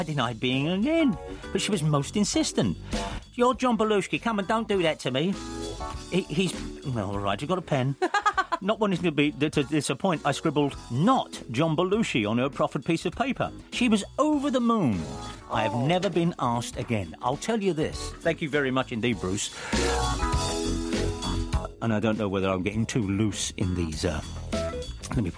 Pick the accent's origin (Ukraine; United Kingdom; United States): United Kingdom; England; I'm English